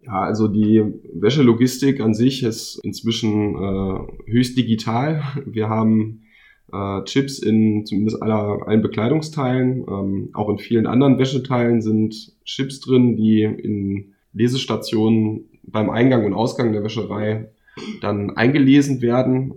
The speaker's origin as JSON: {"language": "German", "town": "Minden", "region": "North Rhine-Westphalia", "country": "Germany", "said": "ich komme auch aus Minden, äh, genauer gesagt aus Dankersen"}